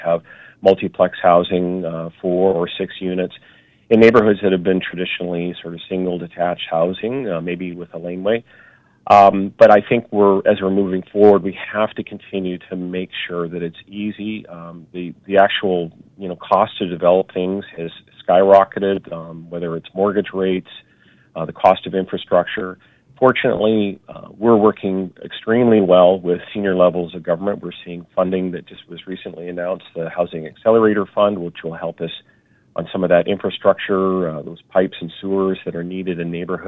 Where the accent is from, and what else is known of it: Vancouver, British Columbia, Canada; born or raised there